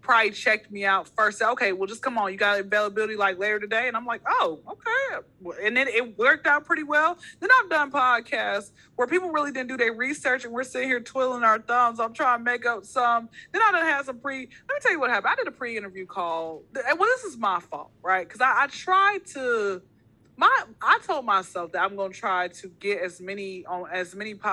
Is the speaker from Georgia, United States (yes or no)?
yes; Atlanta, Georgia, United States; Born and raised in Atlanta.